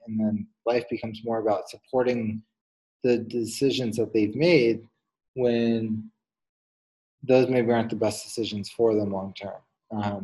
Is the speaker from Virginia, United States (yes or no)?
yes; Fairfax, Virginia, United States; I grew up right outside of Washington, D.C., Fairfax, Virginia area